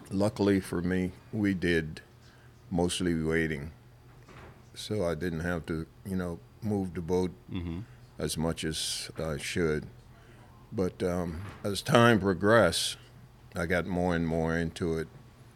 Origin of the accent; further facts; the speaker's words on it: Bahamas; I'm from a little island south